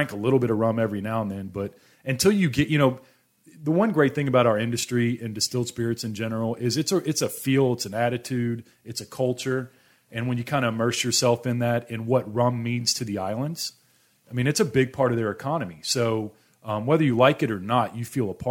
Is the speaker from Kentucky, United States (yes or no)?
yes; Louisville, Kentucky, United States; I was born in Louisville, Kentucky.